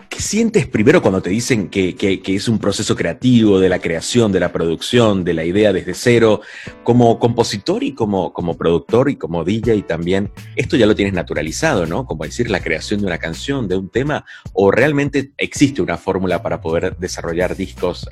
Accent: Venezuela; en Venezuela, mi país natal

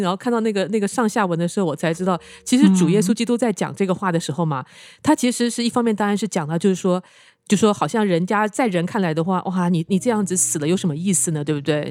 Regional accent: Taiwan; moved away; 我从台湾来嘛，那以前在台湾的时候啊

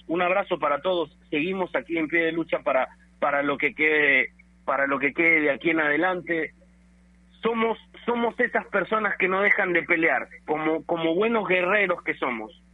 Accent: Peru; nosotros nos merecemos mucho más como peruanos

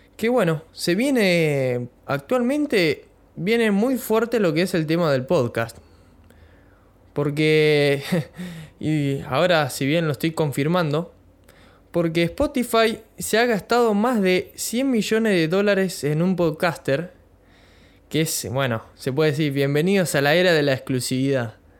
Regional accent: Bahía Blanca, Buenos Aires Province, Argentina; soy de Bahía Blanca, provincia de Buenos Aires

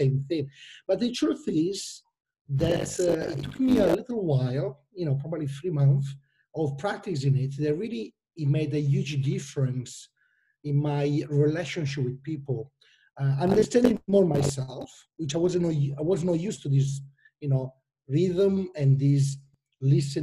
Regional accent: Milan, Lombardy, Italy; English is a second language; and you can imagine my name and plus my accent. I'm from Italy, Milano

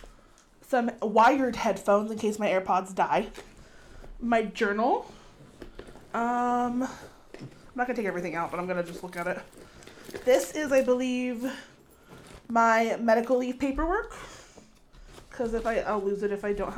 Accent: California, United States; also born or lived in Oklahoma; I'm from California

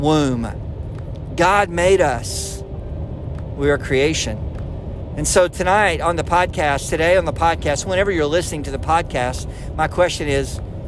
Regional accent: Arlington, Texas, United States; coming over from Tyler, Texas to my hometown of Arlington

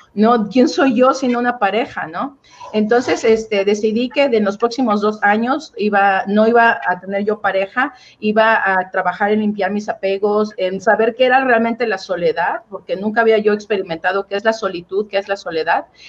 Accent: Oaxaca, Mexico; yo crecí eh, en Oaxaca, Oaxaca

